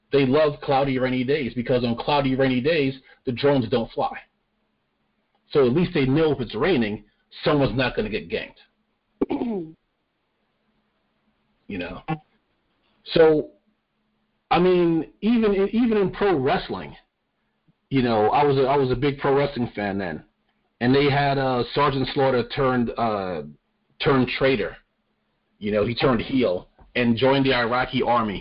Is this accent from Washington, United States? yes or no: no; New York, United States; I'm from New York